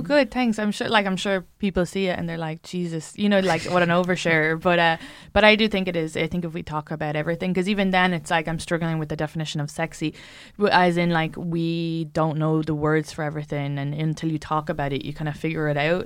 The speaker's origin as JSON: {"language": "English", "country": "Ireland", "said": "I'm an Irish woman"}